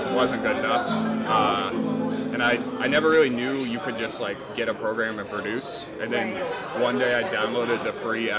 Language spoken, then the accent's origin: English; Seattle, Washington, United States; I grew up in Ballard, Greenwood area.